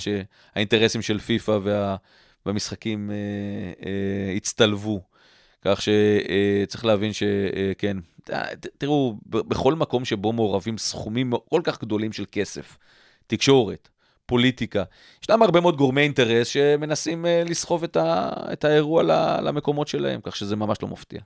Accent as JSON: {"language": "Hebrew", "country": "Israel", "tie": "born or raised there"}